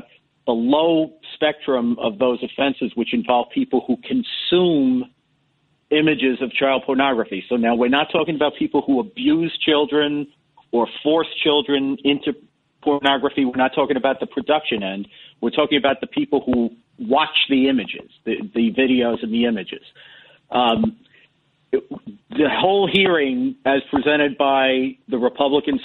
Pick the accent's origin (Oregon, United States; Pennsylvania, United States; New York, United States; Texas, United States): New York, United States; New York City; I'm from the Bronx